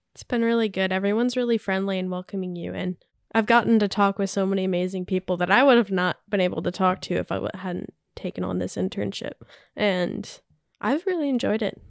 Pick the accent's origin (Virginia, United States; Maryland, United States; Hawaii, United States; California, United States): Virginia, United States; Richmond; moved away as an adult; now in Huntsville, United States; I'm from Richmond, Virginia. Grew up there most of my life and moved here about a year and a half